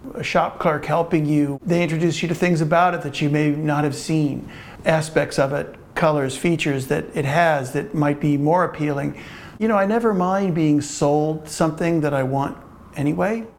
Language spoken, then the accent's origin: English; Cincinnati, Ohio, United States; also born or lived in Brooklyn Heights, New York; now in Brooklyn, United States; I'm from Cincinnati, Ohio, but I have lived in Brooklyn